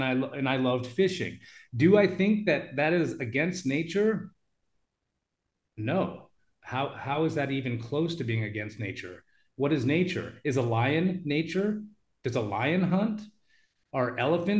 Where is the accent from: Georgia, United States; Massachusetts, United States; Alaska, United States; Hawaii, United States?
Alaska, United States; Juneau; my hometown, Juneau, Alaska, is in the Tongass National Rainforest